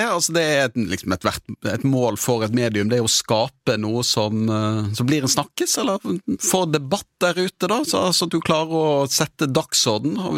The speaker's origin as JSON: {"language": "Norwegian", "town": "Sortland", "region": "Nordland", "country": "Norway", "also_born_or_lived": "Bergen", "said": "Ja, jeg er fra Vesterålen, fra Sortland."}